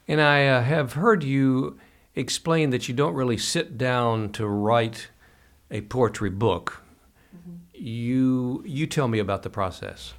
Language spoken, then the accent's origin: English; Kentucky, United States; we Kentuckians, lifelong natives